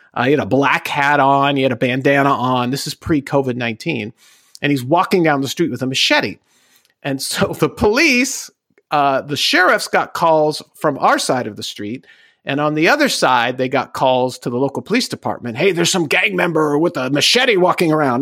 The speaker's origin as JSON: {"language": "English", "region": "Southern California", "country": "United States", "tie": "born or raised there", "said": "born and raised in Southern California."}